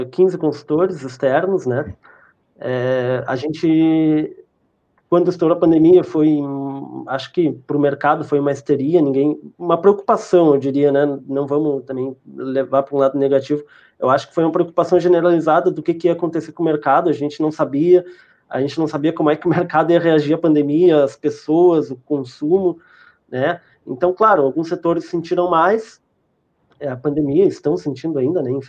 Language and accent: Portuguese; Rio Grande do Sul, Brazil; vocês são de Santos, eu sou do sul do Rio Grande do Sul, né, cara?